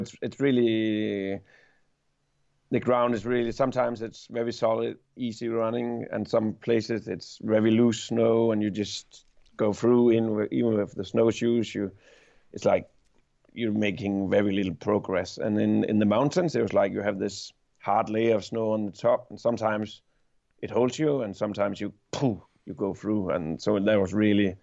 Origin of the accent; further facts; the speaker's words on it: Denmark; I'm from Denmark.